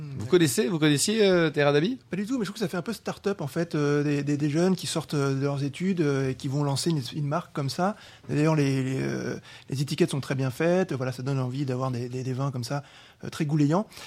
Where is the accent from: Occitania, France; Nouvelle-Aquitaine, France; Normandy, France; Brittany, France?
Occitania, France; Nîmes; je viens de Nîmes